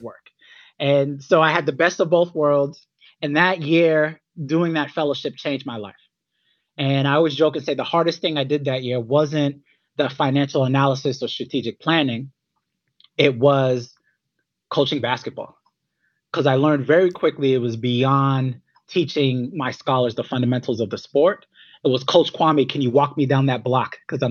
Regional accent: Worcester, Massachusetts, United States; now in New York City, United States; I was born in Worcester, Massachusetts. Thankfully, I do not have a Boston accent

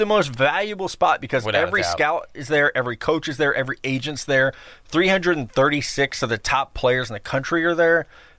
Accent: Missouri, United States; I'm from Missouri

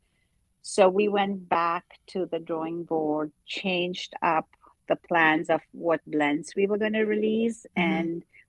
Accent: Mumbai, Maharashtra, India; moved away; I grew up in Bombay, went to cooking school

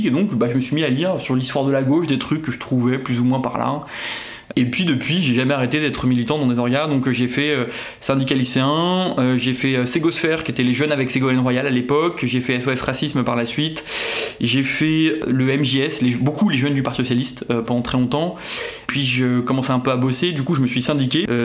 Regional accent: Brittany, France; now in Paris, France; j'ai 35 ans, je viens de Bretagne mais en vrai je suis parisien

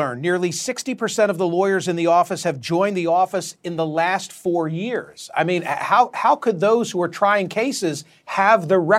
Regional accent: Philadelphia, Pennsylvania, United States; right here in my hometown of Philadelphia.

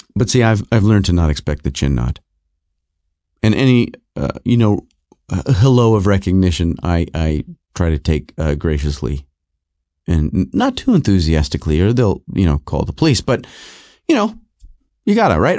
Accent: Rochester, New York, United States; also born or lived in Southern California; I was born in California. I grew up uh, most of my life in, uh, Rochester, New York, but I was born in Southern California

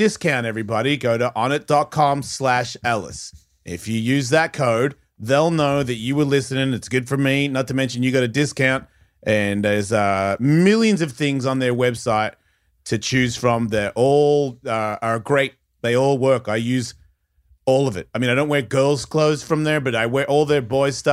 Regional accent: Australia; accent: Australian; moved away; I'm more Australian

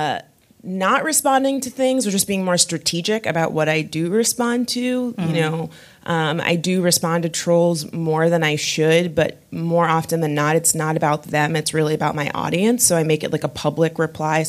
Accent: West Palm Beach, Florida, United States; also born or lived in Miami, Florida; growing up in West Palm Beach, Florida

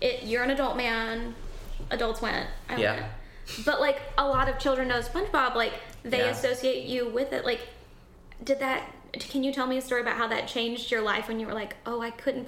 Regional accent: Tennessee, North Georgia near Chattanooga, United States; moved away; he hears my accent. And he goes, where are you from? And I was like, oh, like North Georgia near Chattanooga, Tennessee.

